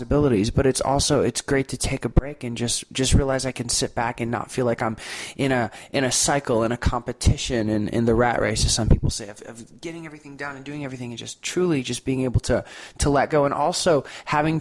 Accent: Destin, Florida, United States; I'm from Destin, Florida

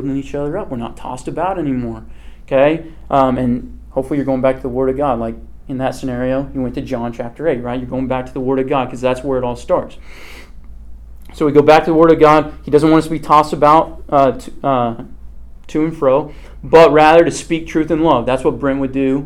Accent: Kansas, United States; I'm from Kansas.

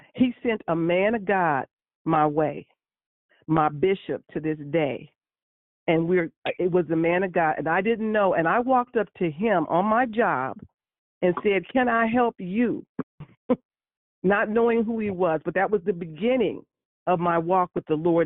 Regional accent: San Francisco, California, United States; born and raised in San Francisco

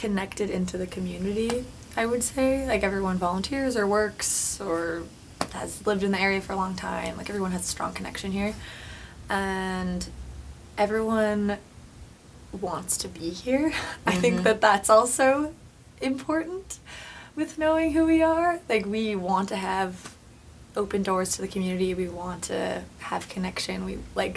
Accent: Saskatoon, Saskatchewan, Canada; moved away as an adult; now in Vancouver, Canada; I am from the prairies. I'm from Saskatoon, originally. Okay. And I moved out here about 5 years ago

